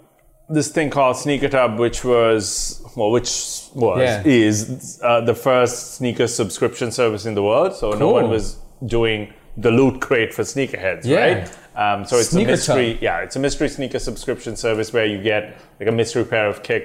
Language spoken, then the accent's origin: English; Sri Lanka; moved away as an adult; also born or lived in London, United Kingdom; now in Canada; So I'm originally from Sri Lanka. Okay. Grew up there till I was I'd say early 20s. Migrated to, not technically migrated, like went to the UK to do my undergrads.